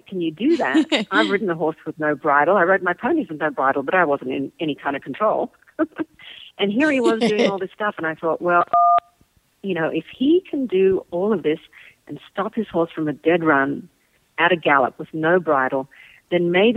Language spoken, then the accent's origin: English; Australia; moved away; I'm from Australia. So I was in Sydney